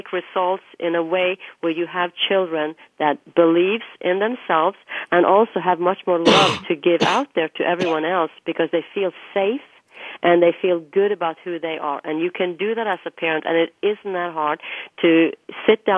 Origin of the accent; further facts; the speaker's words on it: Norway; moved away as an adult; now in United States; when I was growing up in Norway